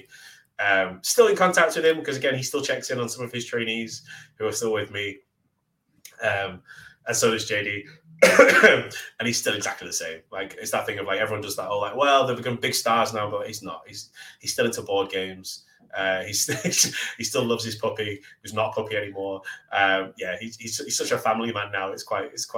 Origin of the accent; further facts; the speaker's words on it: Manchester, North West England, United Kingdom; I'm from Manchester. Instantly got a rivalry. We're in Manchester. I'm the local Manchester hometown boy